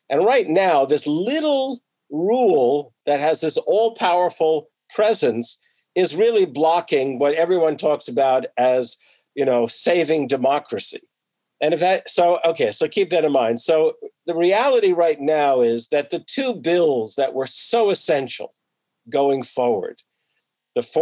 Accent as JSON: {"language": "English", "region": "New Jersey", "country": "United States", "tie": "born or raised there", "said": "and I grew up in New Jersey, but I was in the northern part of New Jersey."}